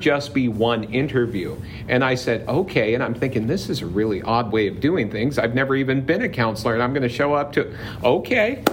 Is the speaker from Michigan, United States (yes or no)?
no; Palm Springs, California, United States; I grew up in the Palm Springs area